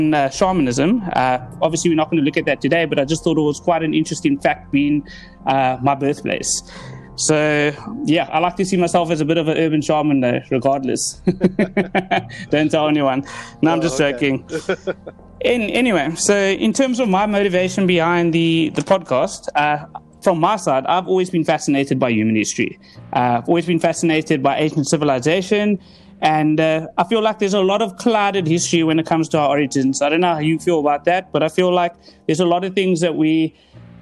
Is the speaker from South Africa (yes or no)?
yes; Cape Town, Western Cape, South Africa; I'm originally from Cape Town, South Africa